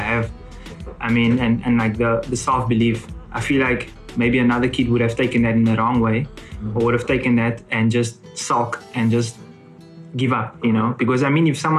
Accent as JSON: {"language": "English", "town": "Cape Town", "region": "Western Cape", "country": "South Africa", "also_born_or_lived": "Johannesburg", "moved": "as an adult", "lives_now": "Finland", "said": "I'm from Cape Town"}